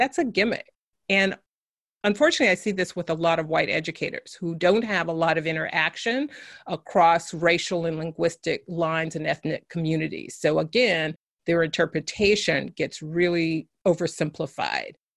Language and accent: English; San Francisco, California, United States; I grew up in San Francisco, California